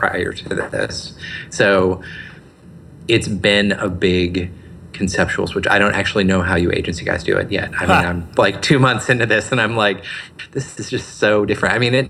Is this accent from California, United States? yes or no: no; Wisconsin, United States; moved away as an adult; also born or lived in Seattle, United States; now in Portland, United States; I grew up in Wisconsin